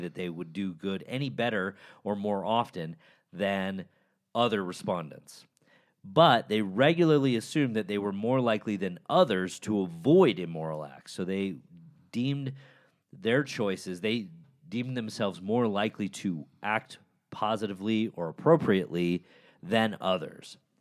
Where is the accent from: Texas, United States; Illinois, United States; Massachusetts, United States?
Illinois, United States; Chicago; the University of Chicago, my hometown